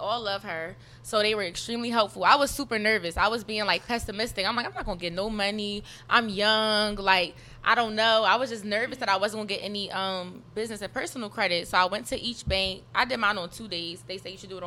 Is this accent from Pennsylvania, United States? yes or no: yes; Philadelphia, Pennsylvania, United States; I'm from North Philadelphia